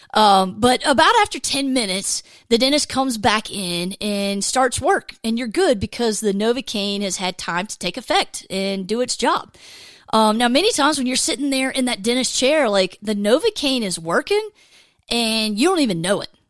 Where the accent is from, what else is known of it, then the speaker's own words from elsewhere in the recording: Georgia, United States; I grew up in Georgia